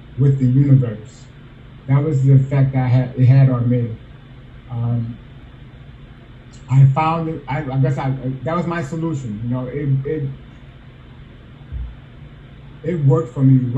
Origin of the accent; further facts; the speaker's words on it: South Bend, Indiana, United States; also born or lived in Omaha, Nebraska; I was born in Omaha, Nebraska, abandoned by my parents, raised by my grandmother in South Bend, Indiana